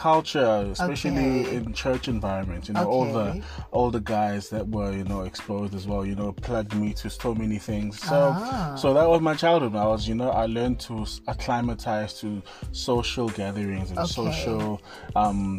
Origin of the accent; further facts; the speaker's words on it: Vosloorus, Gauteng, South Africa; I'm from Foslo, born and bred in Foslo